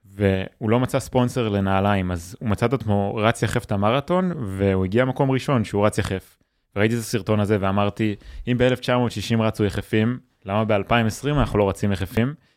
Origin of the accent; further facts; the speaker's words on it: Yotvata, Southern District, Israel; נולדתי בקיבוץ